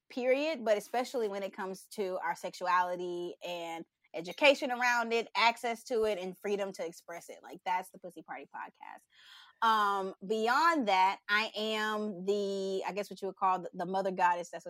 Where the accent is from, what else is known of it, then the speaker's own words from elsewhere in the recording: Texas, United States; I am. I'm from Texas.